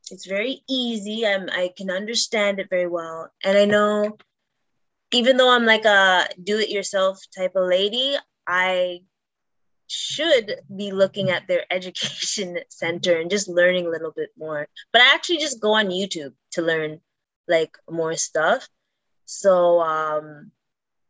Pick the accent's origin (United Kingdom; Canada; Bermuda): Canada; I'm Canadian.